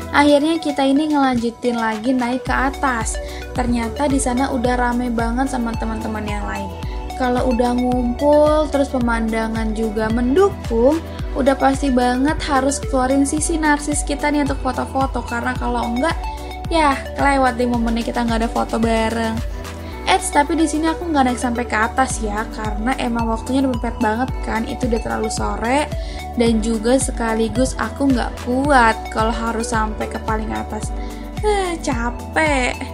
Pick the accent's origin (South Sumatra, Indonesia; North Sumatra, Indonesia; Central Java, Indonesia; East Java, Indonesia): Central Java, Indonesia; karena kebetulan aku ini orang Jawa Tengah jadi kalau misalkan aku lagi pulang kampung pasti pulangnya itu nyempetin untuk datang ke Borobudur ini